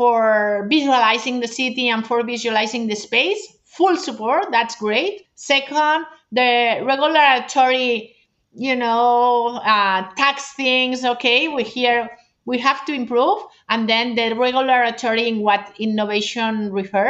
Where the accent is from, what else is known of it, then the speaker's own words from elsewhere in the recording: Barcelona, Catalonia, Spain; I'm from Barcelona